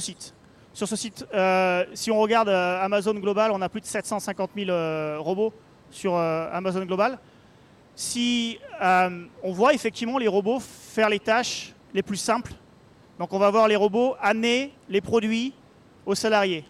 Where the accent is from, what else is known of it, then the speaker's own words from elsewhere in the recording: Paris, Île-de-France, France; moved away as an adult; also born or lived in Orléans / Barcelona / Brétigny-sur-Orge; now in Seattle, United States; retourner à Paris, là, où là d'où je viens